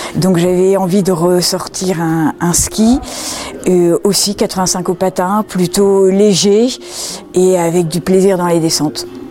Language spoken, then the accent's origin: French; the North, Hauts-de-France, France; moved away as an adult; also born or lived in Madrid, Spain / Argentina; je viens du nord. je suis une ch'ti.